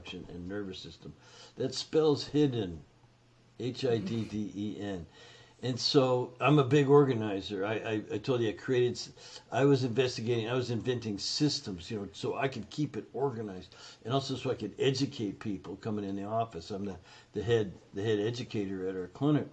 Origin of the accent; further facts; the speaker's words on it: Canada; now in United States; I'm Canadian, right? So, but I've been in the States for 40 plus years.